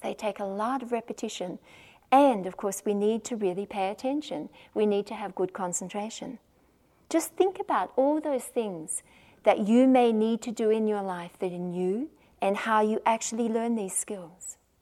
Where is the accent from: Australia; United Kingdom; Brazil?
Australia; accent: Australian; I'm the one from Australia, as you can probably tell from my accent